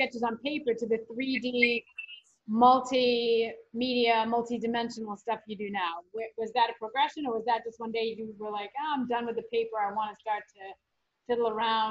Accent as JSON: {"language": "English", "town": "New Bedford", "region": "Massachusetts", "country": "United States", "tie": "born or raised there", "said": "I'm from New Bedford, Massachusetts, and our high school mascot is the Whalers, and it's based on Moby Dick, Herman Melville, used to live where I grew up."}